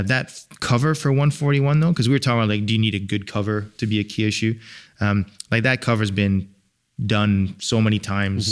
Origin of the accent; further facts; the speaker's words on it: England, United Kingdom; moved away; I'm from England